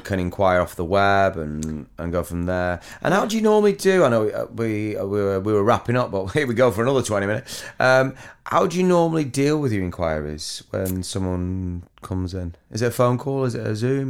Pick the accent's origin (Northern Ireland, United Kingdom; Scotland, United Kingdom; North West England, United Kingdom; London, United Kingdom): North West England, United Kingdom; Near Chorley; accent: Chorley; me a little bit of a Chorley accent